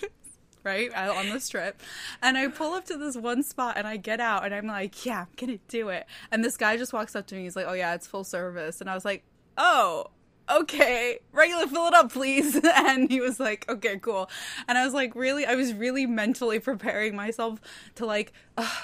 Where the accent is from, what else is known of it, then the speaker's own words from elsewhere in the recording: New Jersey, United States; I'm from New Jersey